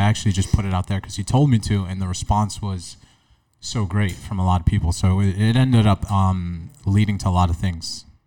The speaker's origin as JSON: {"language": "English", "town": "New York City", "region": "New York", "country": "United States", "tie": "born or raised there", "said": "growing up in New York City"}